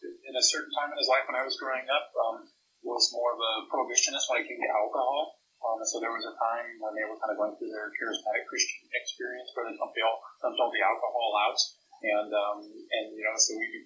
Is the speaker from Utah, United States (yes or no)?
no; Northern California, United States; now in Nebraska, United States; growing up in Northern California